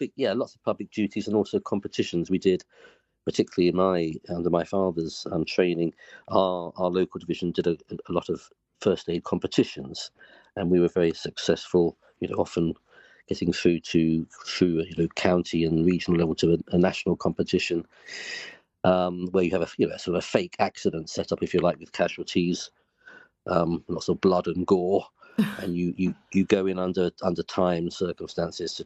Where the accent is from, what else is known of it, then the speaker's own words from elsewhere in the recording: Grays, East of England, United Kingdom; my sister and I were brought up in Grays